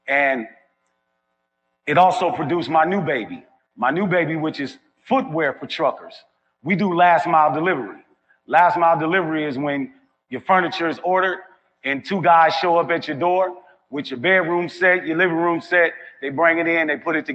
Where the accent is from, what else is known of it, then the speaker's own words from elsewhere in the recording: Milwaukee, Wisconsin, United States; now in Memphis, United States; I have a couple of box trucks running in my hometown of Milwaukee, Wisconsin, and I have a couple running in my new home, Memphis, Tennessee.